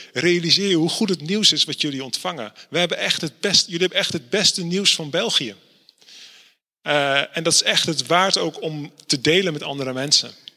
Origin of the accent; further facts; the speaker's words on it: Netherlands; ik kom uit Nederland